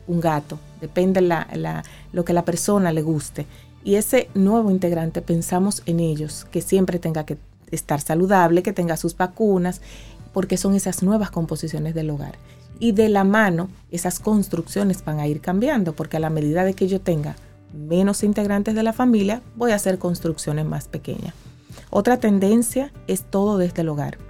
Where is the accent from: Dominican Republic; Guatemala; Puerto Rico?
Dominican Republic; en mi país como República Dominicana